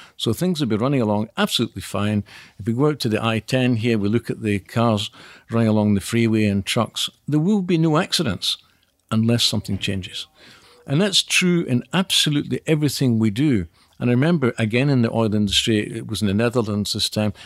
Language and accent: English; Scotland, United Kingdom; clearly I'm Scottish